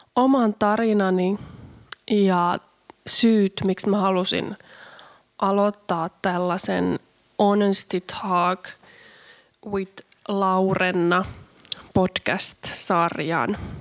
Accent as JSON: {"language": "Finnish", "town": "Karstula", "region": "Central Finland", "country": "Finland", "tie": "born or raised there", "said": "mä oon syntynyt pienessä kylässä Karstulassa Keski-Suomessa"}